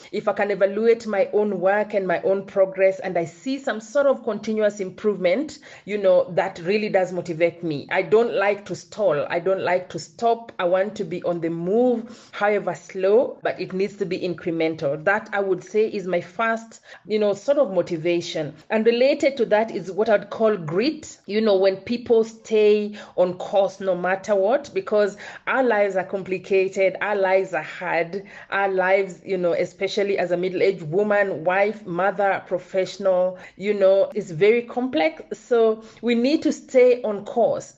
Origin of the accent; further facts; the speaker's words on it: Kenya; I'm born and schooled in Kenya